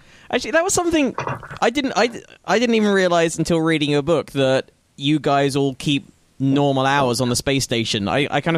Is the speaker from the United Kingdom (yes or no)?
yes; United Kingdom; As a Brit